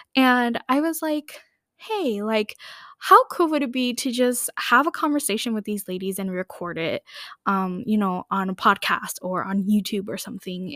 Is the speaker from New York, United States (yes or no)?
no; Minneapolis, Minnesota, United States; I grew up here in the Minneapolis, Saint Paul area in Minnesota